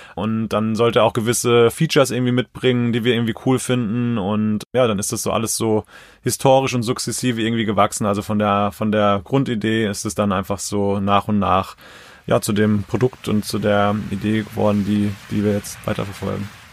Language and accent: German; Mainz, Rhineland-Palatinate, Germany; now in Zornheim, Germany; Mainz ist für mich ist einfach meine Heimat, wo ich einfach total verwurzelt bin